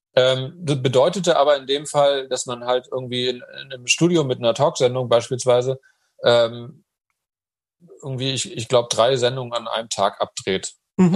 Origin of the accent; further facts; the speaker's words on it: Hamburg, Germany; moved away as an adult; also born or lived in Munich; ich bin eben auch Hamburger